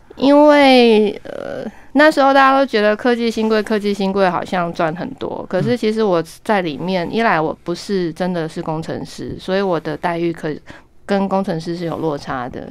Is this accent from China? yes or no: no; Kaohsiung, Taiwan; moved away; also born or lived in Taipei; 我是高雄人